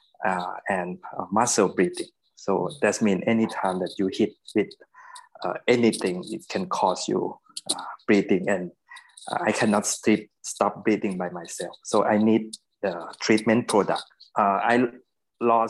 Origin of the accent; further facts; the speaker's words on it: Bangkok, Thailand; also born or lived in United States; I kind of lucky that I was born in Bangkok.